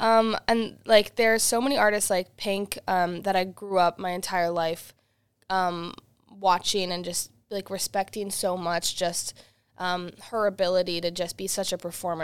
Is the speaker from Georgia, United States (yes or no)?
no; Worcester, Massachusetts, United States; also born or lived in Boston; I got to play in my hometown of Worcester, Massachusetts